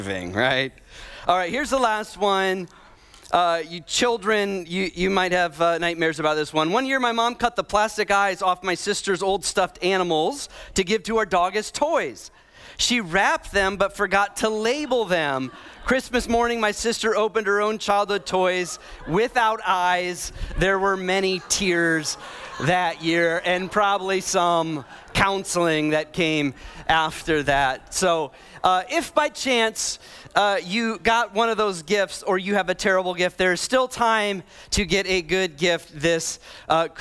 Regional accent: Midwest, United States; moved away; I grew up in the Midwest.

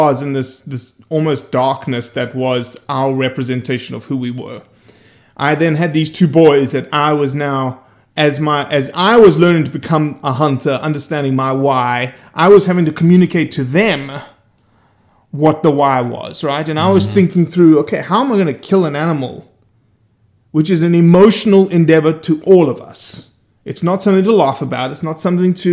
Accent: Johannesburg, Gauteng, South Africa; moved away as an adult; also born or lived in Brazil / Oxford, Mississippi; now in Bay St. Louis, United States; I grew up in Johannesburg, 8.5 million people

